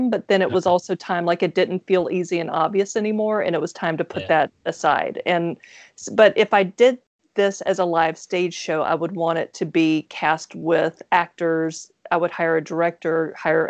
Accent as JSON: {"language": "English", "region": "Mississippi", "country": "United States", "said": "I'm from Mississippi, and so people hear my accent"}